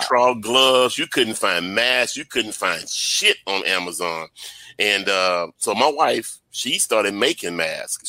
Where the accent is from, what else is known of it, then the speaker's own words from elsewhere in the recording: Baton Rouge, Louisiana, United States; I'm from Baton Rouge myself